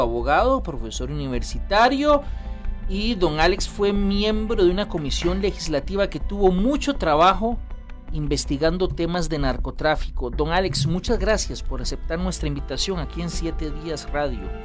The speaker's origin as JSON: {"language": "Spanish", "country": "Costa Rica", "said": "nuestro país"}